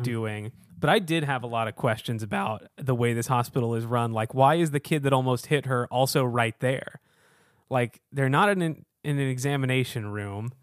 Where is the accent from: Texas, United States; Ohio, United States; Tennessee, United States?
Texas, United States; Houston; now in Chicago, United States; I was born and raised in Houston, Texas, a very hot part of the country